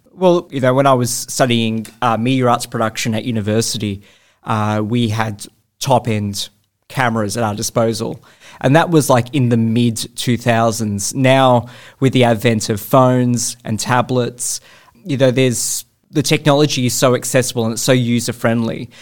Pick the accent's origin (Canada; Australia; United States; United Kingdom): Australia; naturally being an Australian filmmaker